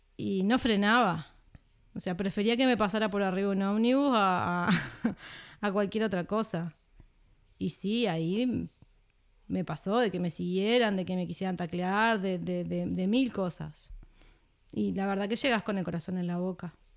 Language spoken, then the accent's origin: Spanish; Trinidad, Flores, Uruguay; moved away as an adult; also born or lived in Montevideo; Yo soy de Trinidad, la ciudad de Trinidad, Flores